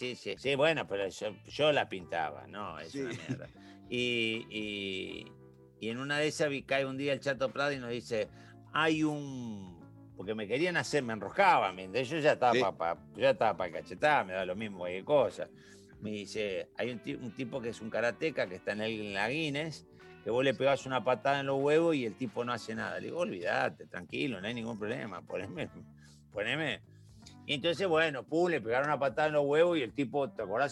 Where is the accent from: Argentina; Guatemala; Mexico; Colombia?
Argentina; Santa Fe; yo nací en Villa María Selva